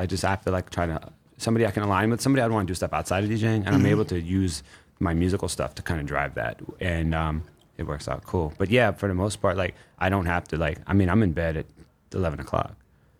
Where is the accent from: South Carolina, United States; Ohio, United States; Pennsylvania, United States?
Ohio, United States; Cleveland; moved away as an adult; now in New York, United States; I'm 40. So it's an interesting thing. My body has shifted as the years went on. Like, I didn't move to New York until I turned 30. I'm originally from Ohio.